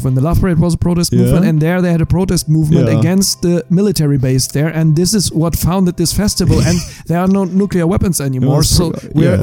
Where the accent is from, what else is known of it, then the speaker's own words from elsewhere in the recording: Germany; now in Iceland; I'm from the British sector.